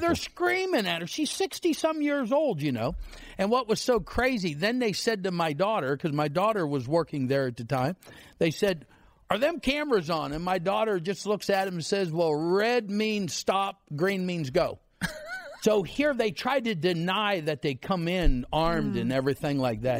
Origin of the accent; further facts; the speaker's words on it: Central City, Pennsylvania, United States; I'm from Central City, Pennsylvania. 900 people. They got a food pantry in town